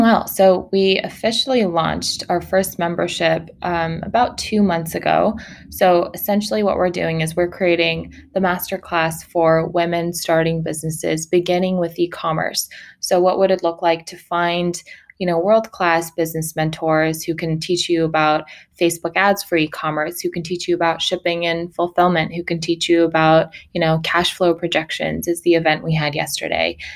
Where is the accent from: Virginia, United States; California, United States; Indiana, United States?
California, United States; Sacramento; also born or lived in Mongolia; now in Los Angeles, United States; I uh, was born in Mongolia. I grew up in Sacramento, California